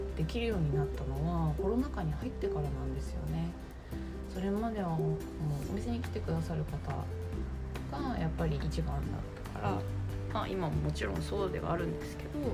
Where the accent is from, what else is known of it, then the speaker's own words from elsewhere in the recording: Nagasaki, Japan; now in Fukuoka, Japan; 私は地元は長崎なんですけど